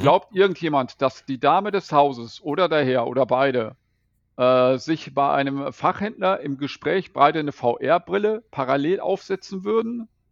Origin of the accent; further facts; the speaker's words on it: Bad Oeynhausen, North Rhine-Westphalia, Germany; now in Velbert, Germany; Ich stamme aus Bad Oeynhausen.